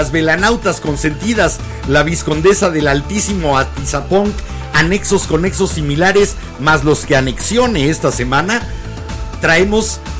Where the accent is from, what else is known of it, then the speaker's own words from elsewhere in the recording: Puerto Colombia, Atlántico, Colombia; Soy de Puerto Colombia, del Atlántico, un pequeño Atlántico, un pequeño municipio al norte del país, en la región Caribe.